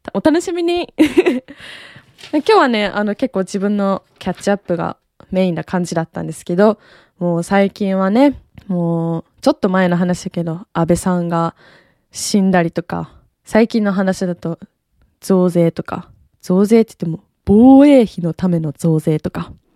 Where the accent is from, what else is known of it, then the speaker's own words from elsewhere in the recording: Japan; 生まれも育ちも日本